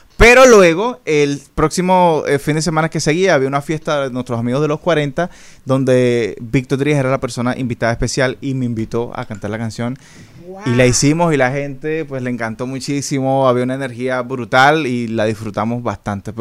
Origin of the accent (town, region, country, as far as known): Venezuela; now in Dominican Republic